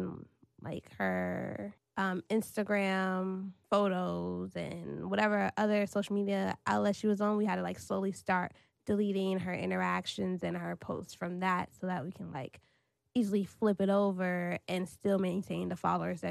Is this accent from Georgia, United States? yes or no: no; Washington, District of Columbia, United States; also born or lived in North Carolina / Crown Heights, New York; I grew up in D.C. So I've been in D.C. since I was 3 years old.